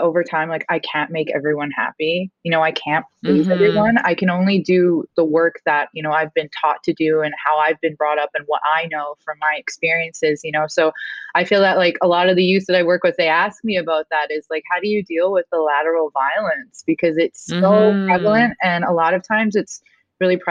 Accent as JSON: {"language": "English", "area": "Enoch Cree Nation", "region": "Alberta", "country": "Canada", "moved": "yes", "lives_now": "Florida, United States", "said": "I am from Treaty 6 Territory. I'm from the Enoch Cree Nation in Alberta."}